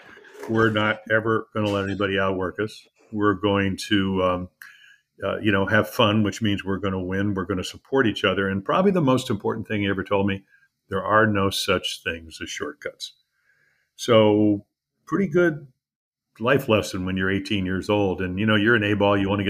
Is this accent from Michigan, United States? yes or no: no; Scottsdale, Arizona, United States; also born or lived in New York; when I was growing up in Scottsdale